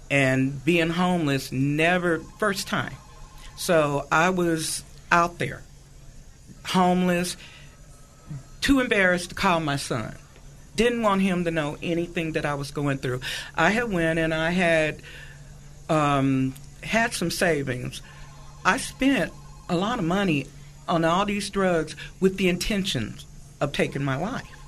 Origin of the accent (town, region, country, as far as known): Arkansas, United States; born or raised there; also born or lived in Utah; now in California, United States